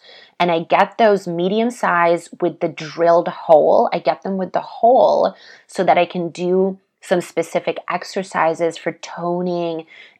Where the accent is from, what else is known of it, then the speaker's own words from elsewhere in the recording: Russia; born there; especially because I was born in Russia. So the Siberian jade, I feel it connects me to that land and to my roots.